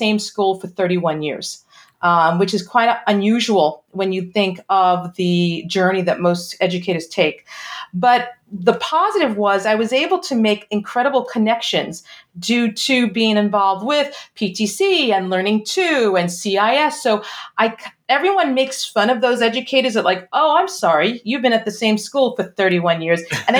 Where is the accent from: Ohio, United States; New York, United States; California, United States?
New York, United States; Brooklyn; I am from New York originally. I know you can't tell by the accent because I lost it. Originally a Brooklyn girl, and started teaching in New York public schools.